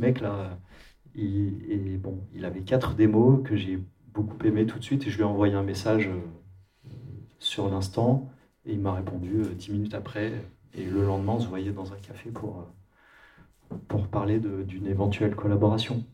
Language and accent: French; France; Désolé pour mon accent anglais, mais je suis français